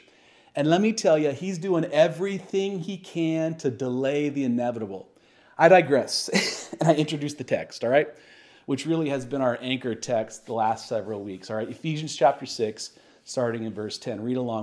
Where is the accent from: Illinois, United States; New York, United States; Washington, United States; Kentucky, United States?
Washington, United States; Tacoma; when I grew up in Sunday school here in Tacoma